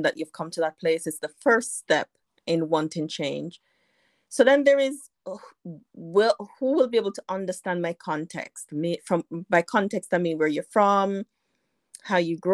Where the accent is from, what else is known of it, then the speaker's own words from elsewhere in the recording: Jamaica; now in United Kingdom; though I live in the UK, I'm from Jamaica